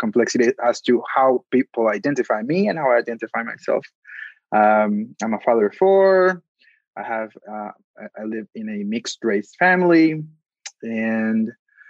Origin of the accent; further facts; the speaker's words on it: Bogota, Colombia; English is a second language; now in Portland, United States; I am originally from Bogota, Colombia. I've been living in the States for about 22 years now, mostly in Portland, Oregon. The English is my second language.